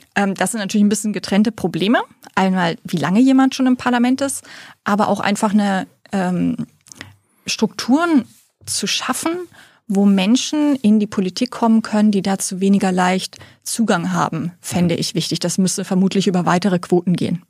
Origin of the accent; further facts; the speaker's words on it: Celle district, Lower Saxony, Germany; also born or lived in Preetz, Schleswig-Holstein; ich bin eigentlich in Niedersachsen aufge äh, aufgewachsen im Landkreis Celle